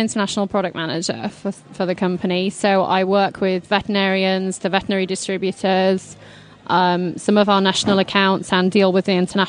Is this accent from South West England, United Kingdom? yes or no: no; Lincolnshire, East Midlands, United Kingdom; now in Kentucky, United States; I grew up in Lincolnshire, which is on the east coast of England. That's actually quite a big area for equestrian and riding and hunting and that kind of thing. So there are a lot of horses in Lincolnshire. I grew up in a very small village with less than 1,000 people